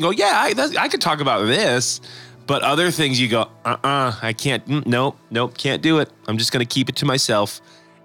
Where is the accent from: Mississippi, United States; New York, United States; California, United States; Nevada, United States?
Nevada, United States; Las Vegas; moved away; also born or lived in San Diego; being from the West Coast, you know, I was born in Las Vegas, but I was in ministry in San Diego.